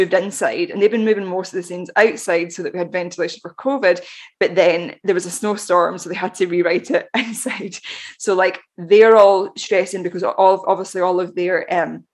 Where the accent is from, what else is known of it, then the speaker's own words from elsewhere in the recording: Glasgow, Scotland, United Kingdom; we're both from Glasgow